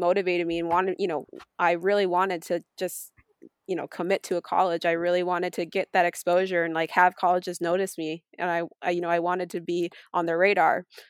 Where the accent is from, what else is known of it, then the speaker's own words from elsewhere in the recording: Taylor Hollow, New York, United States; So, I grew up in Taylor Hollow. I still live there